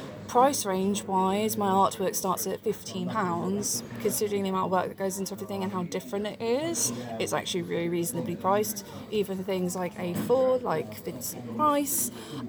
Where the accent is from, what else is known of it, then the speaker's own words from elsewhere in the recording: United Kingdom; me being British